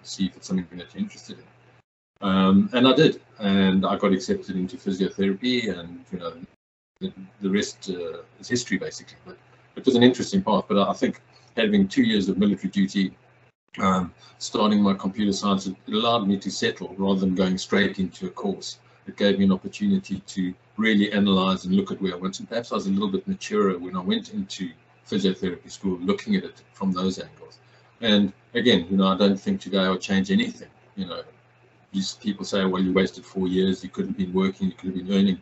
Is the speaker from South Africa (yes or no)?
yes; Johannesburg, Gauteng, South Africa; moved away as an adult; now in Miami, United States; I was born in South Africa, a city called Johannesburg. That's where I went to school.